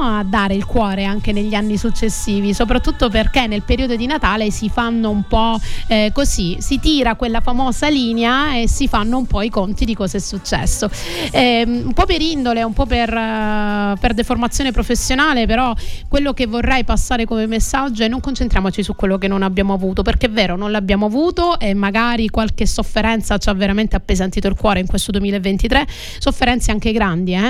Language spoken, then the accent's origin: Italian; Crotone, Calabria, Italy; now in Sicily, Italy; sono tornata nella mia terra Calabra o come qualche familiare acquisito siciliano mi dice nel continente e sono tornata nella mia città Crotone